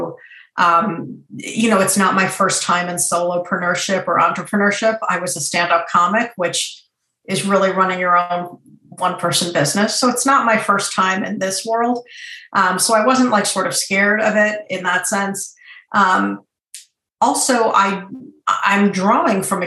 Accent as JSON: {"language": "English", "town": "Boston", "region": "Massachusetts", "country": "United States", "tie": "born or raised there", "also_born_or_lived": "Iran", "said": "I'm from Iran originally, but grew up in suburban Boston"}